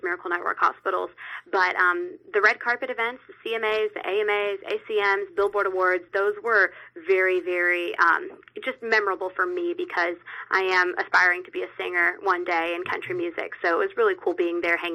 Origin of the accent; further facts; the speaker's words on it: Georgia, United States; I'm from Georgia.